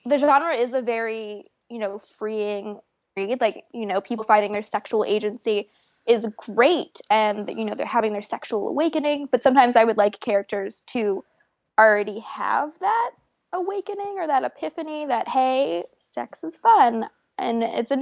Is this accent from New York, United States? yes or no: no; Florida, United States; I grew up in Florida